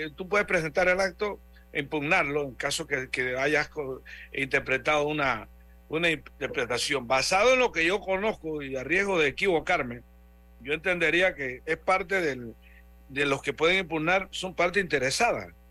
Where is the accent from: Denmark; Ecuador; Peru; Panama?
Panama